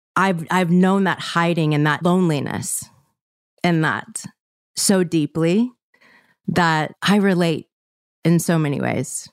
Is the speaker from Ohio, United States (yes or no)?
no; Mississippi, United States; I grew up in Mississippi